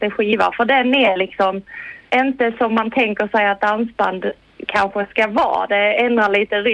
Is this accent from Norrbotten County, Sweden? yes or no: no; Skåne, Sweden; Jag är född i Skåne eh, och så har jag lite halvdansk, är jag.